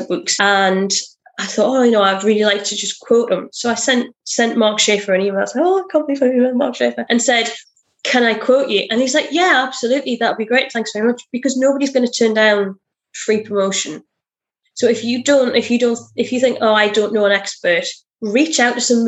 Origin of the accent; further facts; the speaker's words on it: United Kingdom; I'm very British.